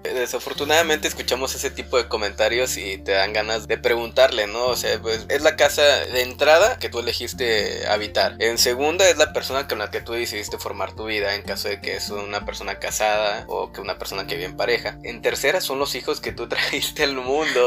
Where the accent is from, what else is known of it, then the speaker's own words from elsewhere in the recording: Monterrey, Nuevo León, Mexico; sí, somos de, somos de Monterrey. Somos una pareja de Monterrey.